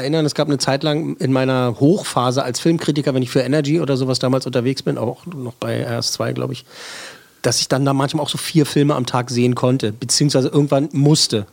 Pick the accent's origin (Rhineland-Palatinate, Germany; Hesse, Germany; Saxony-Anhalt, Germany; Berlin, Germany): Berlin, Germany; Als Berliner